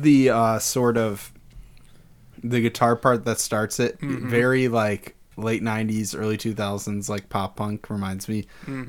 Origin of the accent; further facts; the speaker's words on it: Detroit, Michigan, United States; hey, I'm from there, where they make that stuff.